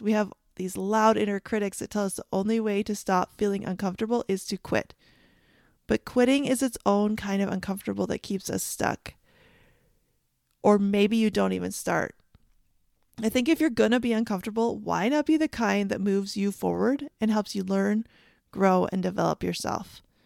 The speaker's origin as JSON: {"language": "English", "country": "Canada", "tie": "born or raised there", "said": "I grew up in Canada"}